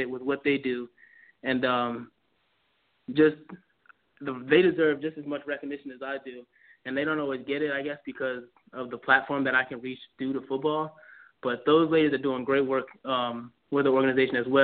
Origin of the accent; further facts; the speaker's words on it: Mitchellville, Maryland, United States; I'm born and raised. I've lived in the same house my entire life